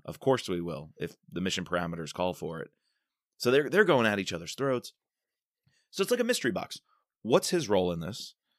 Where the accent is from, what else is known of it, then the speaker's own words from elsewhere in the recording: New York, United States; I'm a New Yorker, and I spent plenty of time in Manhattan